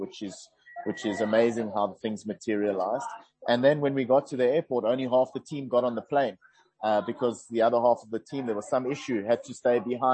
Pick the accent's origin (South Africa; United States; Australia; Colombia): South Africa; growing up in South Africa, coaching rugby here for the last 20 years